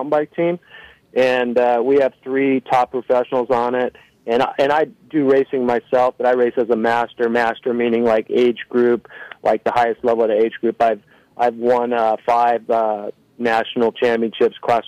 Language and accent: English; Los Angeles, California, United States; I grew up in Van Nuys, California